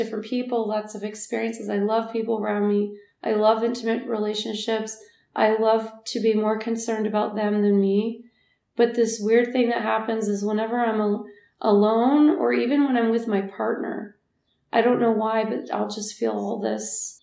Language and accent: English; United States; as an American